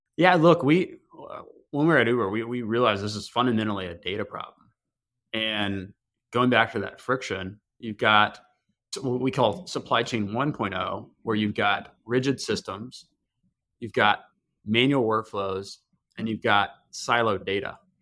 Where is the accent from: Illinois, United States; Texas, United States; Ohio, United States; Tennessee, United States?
Tennessee, United States; now in Chicago, United States; I grew up in a very small town in Tennessee